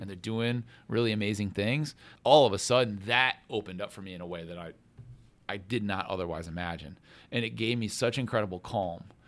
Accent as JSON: {"language": "English", "town": "Grand Rapids", "region": "Michigan", "country": "United States", "tie": "born or raised there", "moved": "as an adult", "lives_now": "Notre Dame, United States", "said": "I'm originally from Grand Rapids, Michigan. I grew up, I'm the oldest of six"}